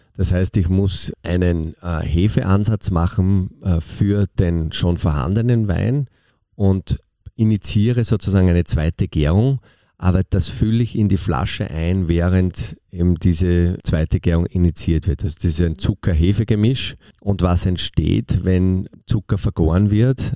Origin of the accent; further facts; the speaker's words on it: Austria; bei uns in Österreich